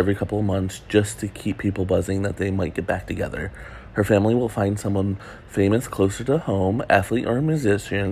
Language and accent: English; Detroit, Michigan, United States; I'm from Detroit